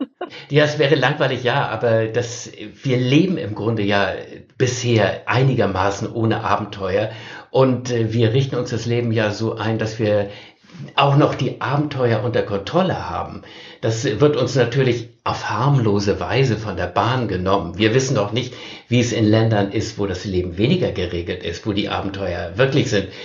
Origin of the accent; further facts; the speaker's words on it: Northern Germany, Germany; ich als Norddeutscher